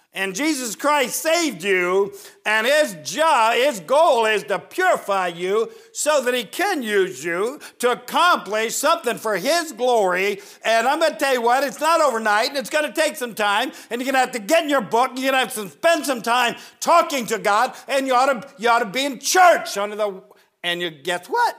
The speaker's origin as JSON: {"language": "English", "region": "Northern Ohio", "country": "United States", "tie": "born or raised there", "said": "I grew up in Northern Ohio"}